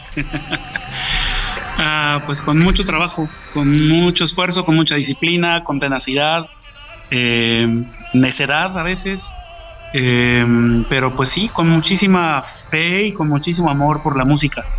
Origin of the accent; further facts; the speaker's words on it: Mexico; de todos nosotros como mexicanos, nuestra música es, una parte de, nuestro ser y de nuestra cultura